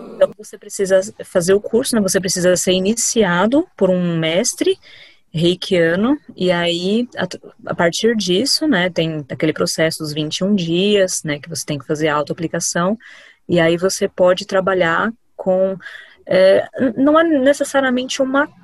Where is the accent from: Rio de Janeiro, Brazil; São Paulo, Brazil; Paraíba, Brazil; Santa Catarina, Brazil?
São Paulo, Brazil; Diadema; Sou aqui de Diadema, São Paulo